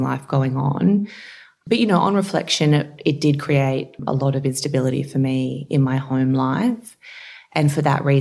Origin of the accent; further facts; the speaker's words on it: Campbelltown, New South Wales, Australia; also born or lived in Narellan; I grew up in Bradbury, which is close to Campbelltown, and then we moved over to Narellan when I was just about to start year six